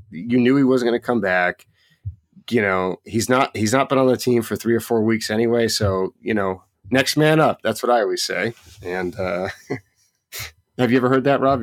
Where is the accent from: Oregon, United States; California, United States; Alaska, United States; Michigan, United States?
Oregon, United States; I grew up in Oregon